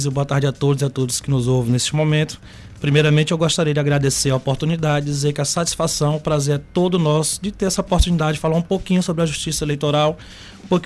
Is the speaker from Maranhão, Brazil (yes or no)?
yes; Maranhão, Brazil; Então, sou maranhense. Sou do interior do Maranhão, inclusive